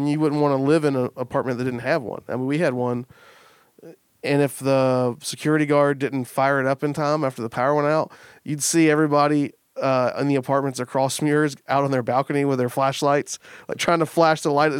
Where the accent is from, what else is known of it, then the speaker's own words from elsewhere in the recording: Kentucky, United States; But it's like, yeah, I'm from Kentucky.